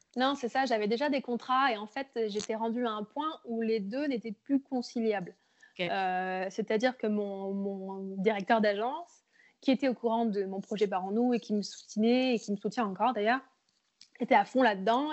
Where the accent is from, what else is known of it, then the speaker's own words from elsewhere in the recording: Bourges, Centre-Val de Loire, France; moved away as an adult; also born or lived in Montreal, Canada; now in Quebec City, Canada; je viens du Berry en France, à Bourges. Et ça fait quatre ans que je suis maintenant au Québec